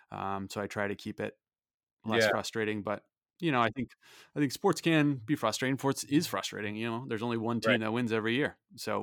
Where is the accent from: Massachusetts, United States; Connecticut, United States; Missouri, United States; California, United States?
Missouri, United States; St. Louis; I was a fan of the St. Louis Blues growing up in St.